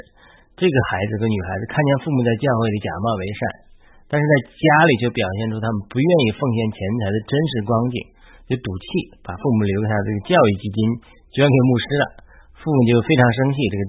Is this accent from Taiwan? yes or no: no; China; 作为一个中国基督徒